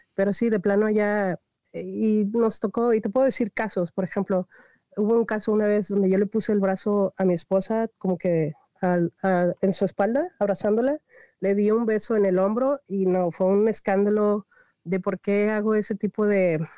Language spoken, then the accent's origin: Spanish; Reynosa, Tamaulipas, Mexico; moved away as an adult; also born or lived in Río Bravo; Yo soy originaria de Reynosa, Tamaulipas